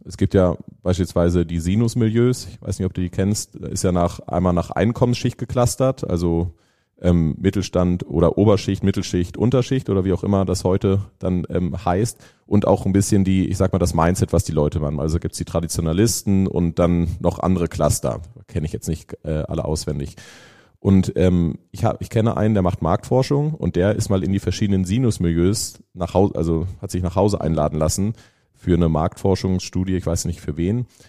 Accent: Lüneburg, Lower Saxony, Germany; moved away as an adult; now in Lake Constance, Germany; Aber ursprünglich komme ich aus Norddeutschland, Nähe Hamburg. Also ich bin Lüneburger, meine Frau Hamburgerin

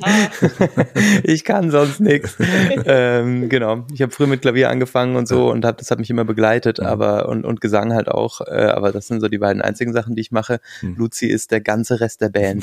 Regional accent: rural area near Munich, Bavaria, Germany; now in Mannheim, Germany; war unser Elternhaus dann auch äh, nicht in München drin, sondern so 30 Kilometer weg auf dem Land und äh, in so einem ganz kleinen Dorf

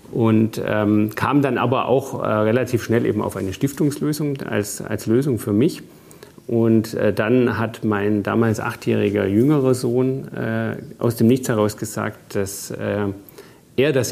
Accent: Bavaria, Germany; Ja, ich bin im Allgäu aufgewachsen.

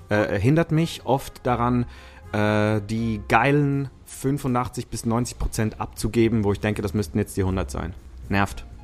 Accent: Switzerland; first language Italian; ich bin bilingual aufgewachsen in der Schweiz. Italienisch und Schweizerdeutsch.

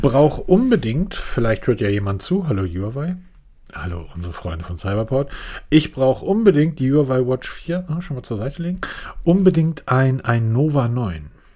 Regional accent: Germany; als Deutscher

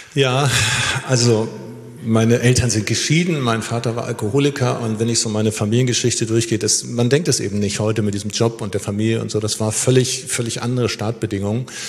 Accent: Schleswig-Holstein, Germany; moved away; also born or lived in Lower Saxony / Gera, Thuringia; ich bin ja in Schleswig-Holstein aufgewachsen

